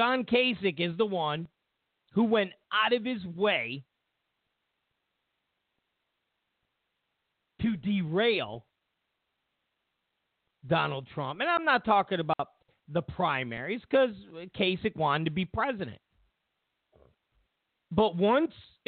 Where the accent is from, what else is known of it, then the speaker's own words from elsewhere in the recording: California, United States; I'm from California